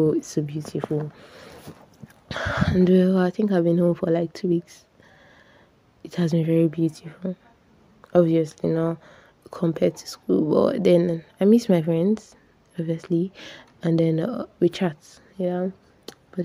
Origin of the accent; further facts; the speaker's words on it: Nigeria; as a Nigerian